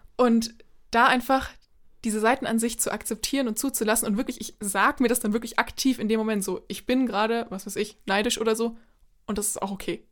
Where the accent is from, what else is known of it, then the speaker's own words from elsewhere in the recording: Germany; also born or lived in United States; natürlich bin ich Deutsche